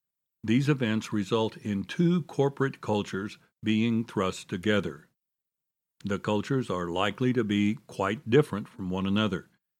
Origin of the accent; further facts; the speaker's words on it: Dallas, Texas, United States; Over the past quarter century, this challenge has faced hospitals in my hometown. Several of the historic hospitals in Dallas were started by faith-based organizations